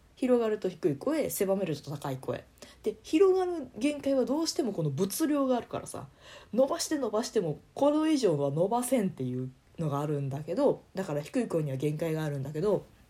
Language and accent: Japanese; Kansai, Japan; accent: Kansai dialect; 方言というか関西弁混じりで喋ってる